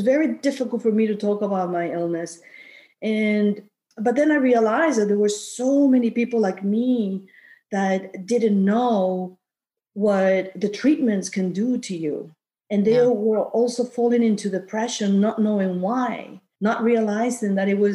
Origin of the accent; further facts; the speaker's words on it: Peru; also born or lived in Queens, New York / New Jersey; now in Warwick, United States; I'm from Peru. I was born and raised in Peru.